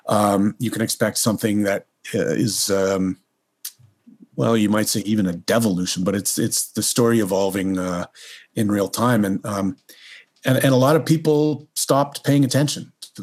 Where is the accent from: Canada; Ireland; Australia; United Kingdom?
Canada; also born or lived in United States